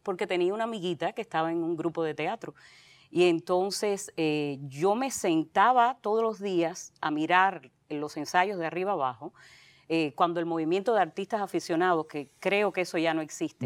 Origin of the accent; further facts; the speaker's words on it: Santa Clara, Villa Clara, Cuba; moved away; yo soy de Santa Clara, eh, sí, en Villa Clara. Soy guajira, a mucha honra.